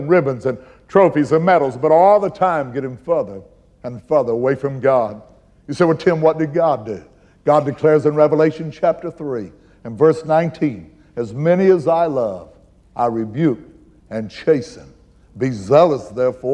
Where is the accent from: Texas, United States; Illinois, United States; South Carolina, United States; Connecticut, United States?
Illinois, United States; McLeansboro; my hometown, McLeansboro, Illinois